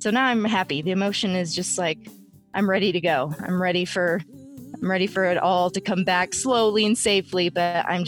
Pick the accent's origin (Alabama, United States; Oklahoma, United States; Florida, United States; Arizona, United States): Arizona, United States; Phoenix; I grew up in Phoenix. I lived in LA. I lived in Tucson.